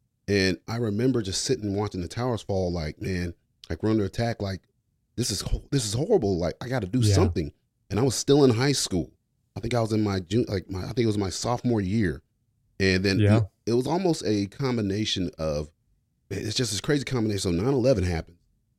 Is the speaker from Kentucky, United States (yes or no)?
yes; Fort Knox, Kentucky, United States; born there; You know, I grew up in the military. I was born in Fort Knox. My father was a tanker.